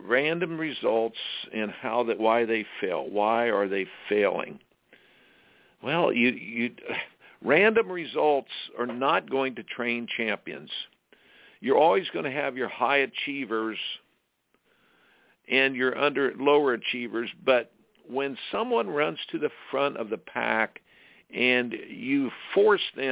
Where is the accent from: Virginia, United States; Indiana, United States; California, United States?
Indiana, United States; I grew up in Indiana playing basketball